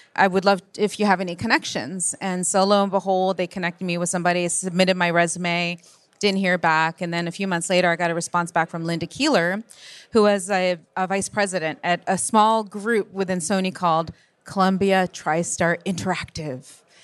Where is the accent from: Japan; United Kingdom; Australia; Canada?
Japan; moved away; born and raised in Japan